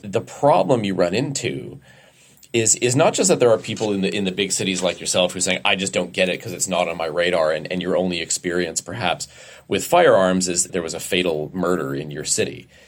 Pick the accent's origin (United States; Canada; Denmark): Canada; Alberta; I was raised in Alberta